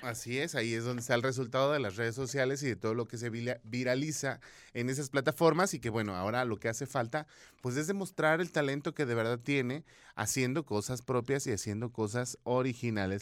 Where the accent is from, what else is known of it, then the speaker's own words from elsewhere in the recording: Mexico; como buen mexicano decimos